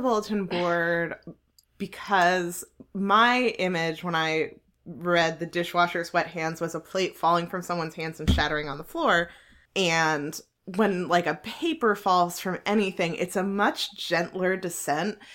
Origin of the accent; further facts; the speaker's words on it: New Jersey, United States; I'm from New Jersey.